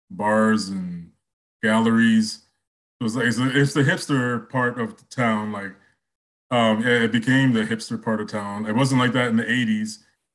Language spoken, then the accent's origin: English; Mississauga, Ontario, Canada; moved away as an adult; also born or lived in Toronto; now in Fredericton, Canada; I was born in at St. Joseph Hospital, which is in Parkdale, but I was raised in Mississauga. I moved back to Toronto in my adult years. So I lived in Parkdale for about 12 years.